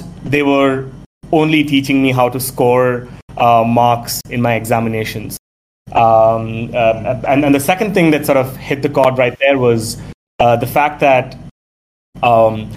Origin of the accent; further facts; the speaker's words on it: Delhi, India; I'm a Tamilian by birth, but was born and raised in Delhi